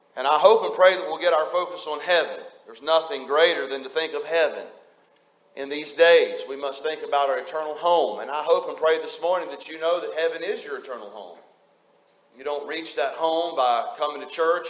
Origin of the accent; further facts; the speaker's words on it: West Virginia, United States; moved away; just a West Virginia hillbilly